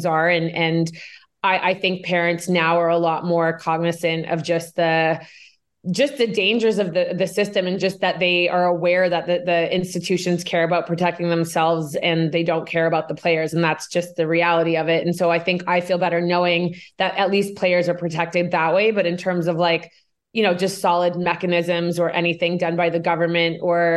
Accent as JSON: {"language": "English", "country": "Canada", "tie": "born or raised there", "said": "I am Canadian. I grew up in Canada."}